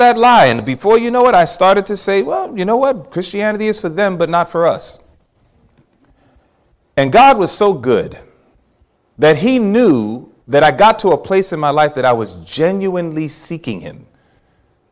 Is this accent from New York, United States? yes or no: yes; New York City, New York, United States; growing up in New York City